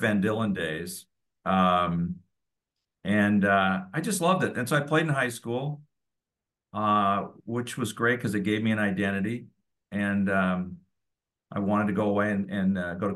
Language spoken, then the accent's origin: English; San Lorenzo, California, United States; I grew up in the East Bay, a little town called San Lorenzo, which nobody knows where it is, but it's just south of Oakland along the bay